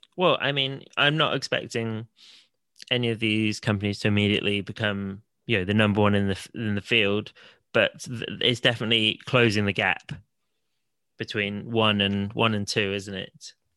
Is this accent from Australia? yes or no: no; Salisbury, South West England, United Kingdom; my hometown of Salisbury